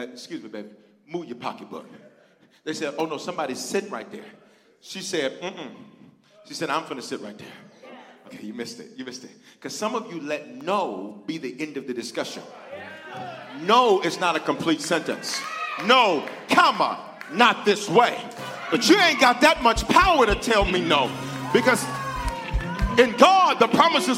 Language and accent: English; Memphis, Tennessee, United States; also born or lived in Denver, Colorado; I was born in Denver, reared in Memphis, on the south side. Orange Mound.